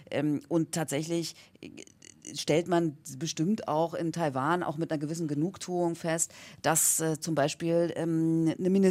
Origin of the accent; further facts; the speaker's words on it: Germany; ich als Deutsche